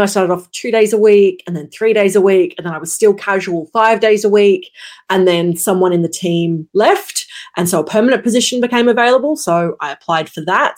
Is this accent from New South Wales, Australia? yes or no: no; Brisbane, Queensland, Australia; I am based in Brisbane, Queensland, Australia, born, raised, lived. Uh, never moved